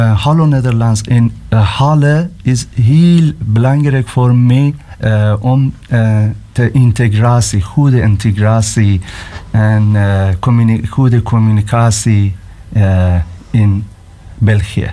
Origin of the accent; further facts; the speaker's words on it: Iran; Dutch is a second language; moved away as an adult; now in Belgium; we komen uit Iran